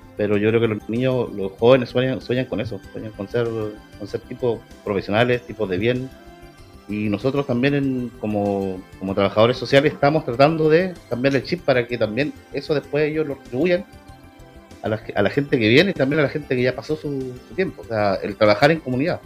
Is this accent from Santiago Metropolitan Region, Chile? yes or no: no; Puerto Varas, Los Lagos, Chile; Yo me acuerdo de una infancia tranquila en Puerto Chico. Soy de Puerto Chico